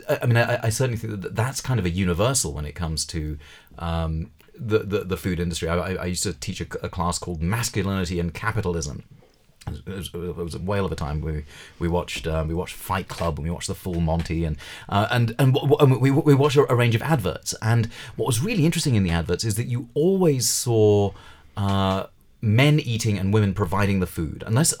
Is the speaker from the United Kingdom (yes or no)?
yes; United Kingdom; Well, I mean, I grew up a Hindu in Britain